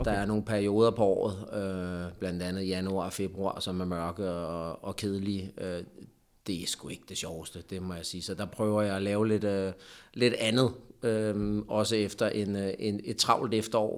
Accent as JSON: {"language": "Danish", "town": "Lyngby", "region": "Capital Region of Denmark", "country": "Denmark", "tie": "born or raised there", "also_born_or_lived": "Poland / Hungary", "moved": "as an adult", "said": "jeg er jo Lyngby-dreng."}